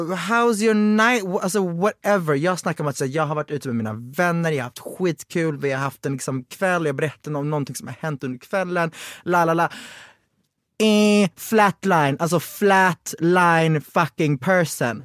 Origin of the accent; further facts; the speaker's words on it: Växjö, Kronoberg County, Sweden; jag är från Växjö